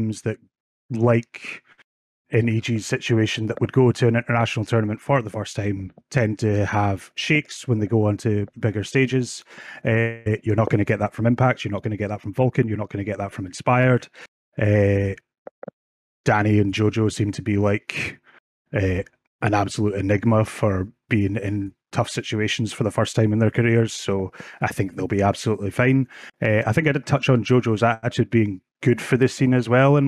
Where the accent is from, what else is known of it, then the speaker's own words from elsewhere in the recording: Oban, Scotland, United Kingdom; now in Benderloch, United Kingdom; I'm born and raised in Oban. I just moved out here in the last year